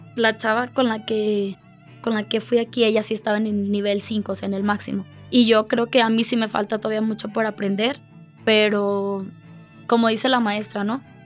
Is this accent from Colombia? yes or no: no; Mexico; yo era la única de México